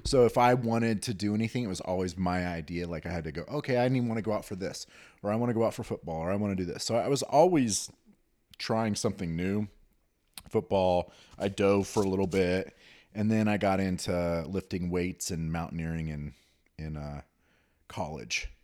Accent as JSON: {"language": "English", "town": "Newton", "region": "Kansas", "country": "United States", "tie": "born or raised there", "said": "I grew up in Newton, Kansas, which is outside of Wichita"}